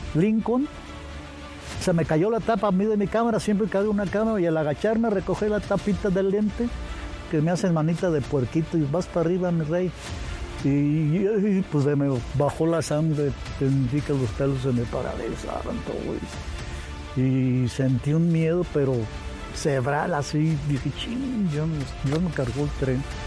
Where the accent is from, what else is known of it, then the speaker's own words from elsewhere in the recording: Zamora, Michoacán, Mexico; nací en Zamora, Michoacán.